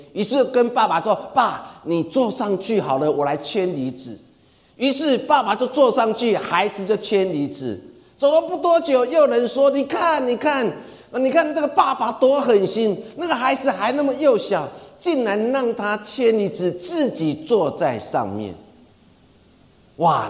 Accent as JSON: {"language": "Chinese", "country": "Taiwan", "said": "我们台湾人很喜欢讲一句话"}